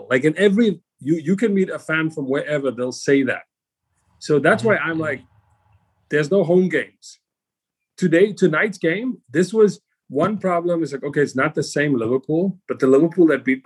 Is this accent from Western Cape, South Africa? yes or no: yes; Cape Town, Western Cape, South Africa; moved away; I grew up in South Africa